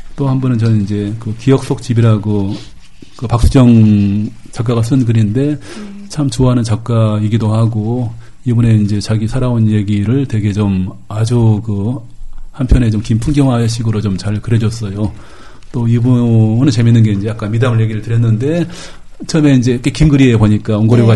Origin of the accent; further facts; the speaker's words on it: Gwangju, South Korea; 제가 또 광주 출신이니까